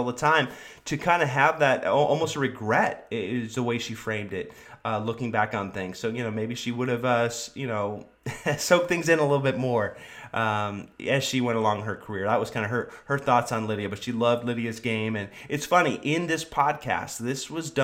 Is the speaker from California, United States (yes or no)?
yes; Sacramento, California, United States; growing up in Sacramento, California